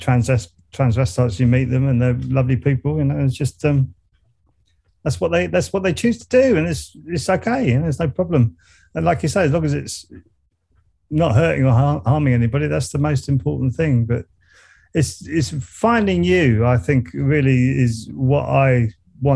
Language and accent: English; Surrey, South East England, United Kingdom; accent: Surrey; I kept my Surrey accent